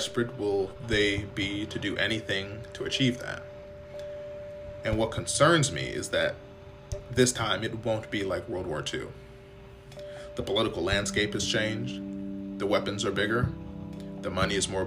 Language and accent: English; United States; as an American society